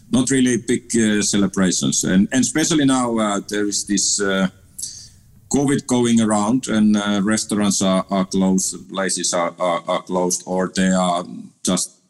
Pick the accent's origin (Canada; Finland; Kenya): Finland; moved away as an adult; also born or lived in Amsterdam, Netherlands / Liverpool, England; my hometown in, in Finland